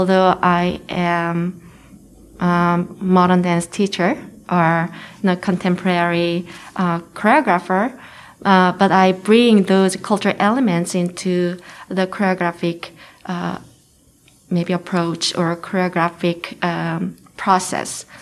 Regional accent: Seoul, South Korea; first language Korean; English is a second language; moved away as an adult; also born or lived in United Kingdom / United States; now in Lincoln, United States; I grew up in Seoul, Korea, but I moved to the UK and studied there

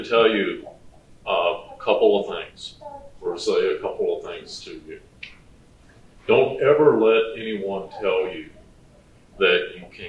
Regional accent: Virginia, United States; moved away as an adult; I grew up in Virginia on the East Coast of the country

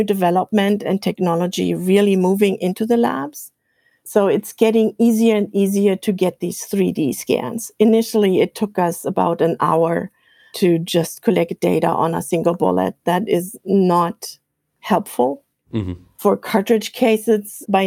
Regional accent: Germany; accent: German; English is a second language; now in Iowa, United States; I'm from Germany, as you might be able to tell from my accent

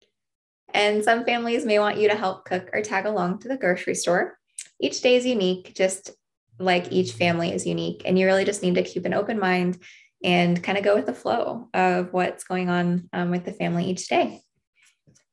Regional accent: Mead, Nebraska, United States; also born or lived in Missouri; I was raised in Mead, Nebraska, which is a very small rural farming community

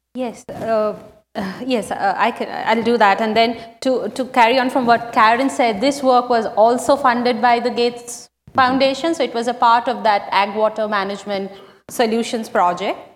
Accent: West Bengal, India; my home state of West Bengal

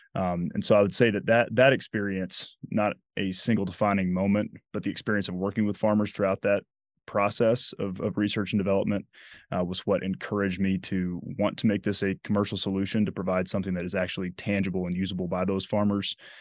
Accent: Dothan, Alabama, United States; moved away as an adult; also born or lived in Massachusetts / Nebraska; now in Lincoln, United States; my hometown is Dothan, Alabama, which is the self-proclaimed peanut capital

